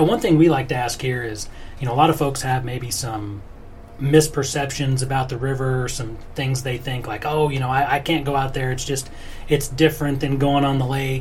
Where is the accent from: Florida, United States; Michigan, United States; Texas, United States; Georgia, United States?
Florida, United States; now in Louisville, United States; I grown up boating my whole life, living in Florida